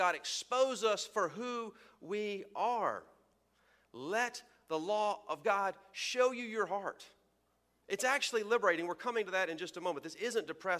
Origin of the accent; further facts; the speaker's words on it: Texas, United States; where I'm from Texas